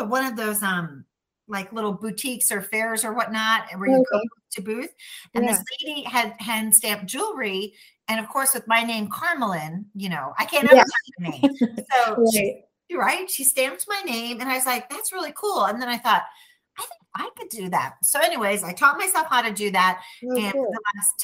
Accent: Chicago, Illinois, United States; accent: Chicago; moved away as an adult; also born or lived in Milwaukee, Wisconsin; now in Texas, United States; I am originally from Chicago

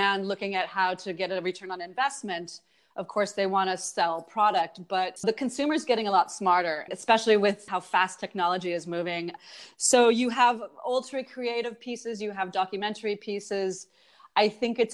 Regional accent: California, United States; moved away as an adult; now in Berlin, Germany; I'm actually from California

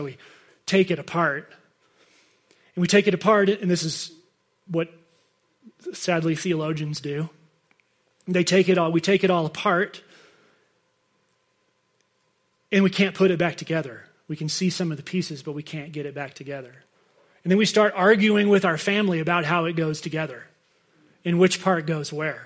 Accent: United States; we're from America

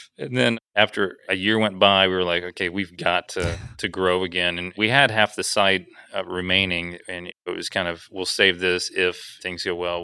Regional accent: Huntsville, Alabama, United States; I'm from Alabama

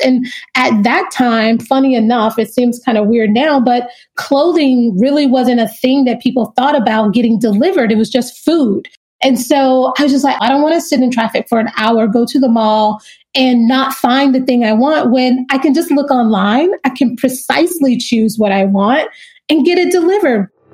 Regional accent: Kinston, North Carolina, United States; moved away; also born or lived in New York / Los Angeles; I am originally from Kinston, North Carolina

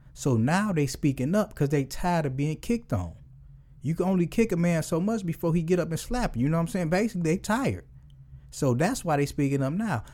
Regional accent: Detroit, Michigan, United States; I'm from Detroit.

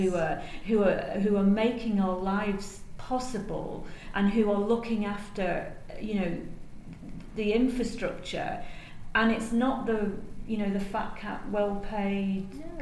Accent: United Kingdom; now in Singapore; I'm British

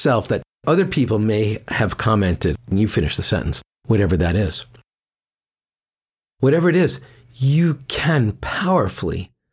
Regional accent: New York, United States; I'm from New York

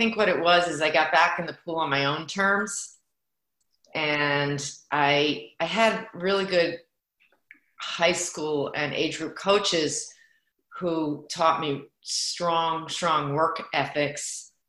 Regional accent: Pennsylvania, United States; born there; also born or lived in New York / Connecticut; I consider myself an East Coaster still. Lived in New York and Connecticut. I was born in Pennsylvania.

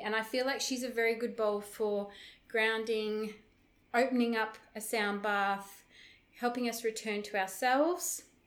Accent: Broome, Western Australia, Australia; where I live in my hometown, Broome, in Western Australia

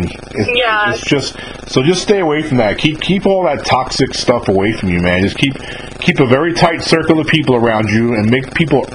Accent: just above New York City, United States; I'm not from Long Island, but I'm from just above New York City

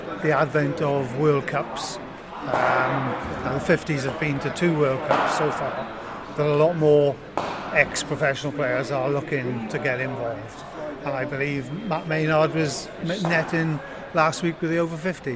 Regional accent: Wales, United Kingdom; maintain my Welsh identity

